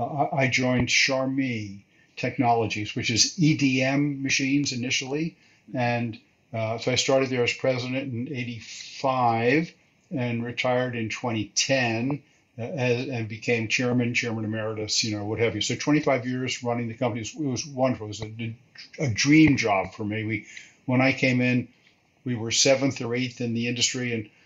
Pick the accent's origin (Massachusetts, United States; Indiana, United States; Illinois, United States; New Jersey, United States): New Jersey, United States; Elizabeth; moved away as an adult; I grew up in Elizabeth, New Jersey, which is right across the river from New York City. And I went through high school there